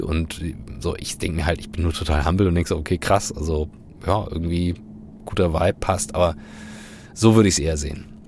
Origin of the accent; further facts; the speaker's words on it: Kiel, Schleswig-Holstein, Germany; ich bin in Kiel groß geworden